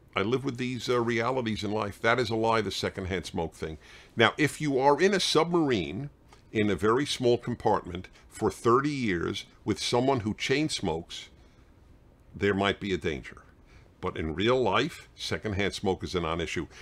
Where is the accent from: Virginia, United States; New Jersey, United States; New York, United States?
New York, United States; New York City; I grew up in Brooklyn, New York